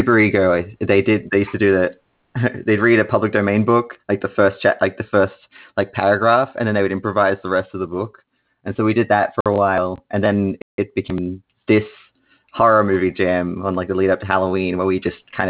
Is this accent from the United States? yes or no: no; Australia; I'm from Australia